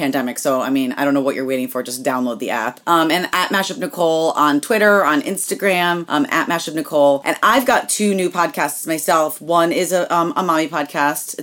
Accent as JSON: {"language": "English", "region": "New York", "country": "United States", "said": "I'm a Jew from New York"}